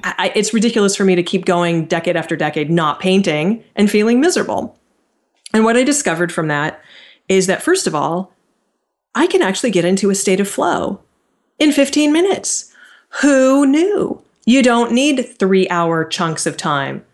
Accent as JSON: {"language": "English", "area": "near Stanford University", "region": "California", "country": "United States", "tie": "born or raised there", "said": "I grew up right near Stanford University."}